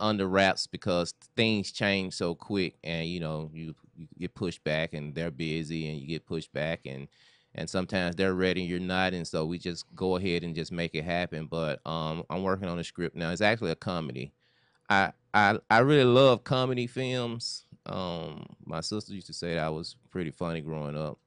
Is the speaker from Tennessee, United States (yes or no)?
yes; Memphis, Tennessee, United States; moved away as an adult; now in Los Angeles, United States; originally I'm from Memphis, Tennessee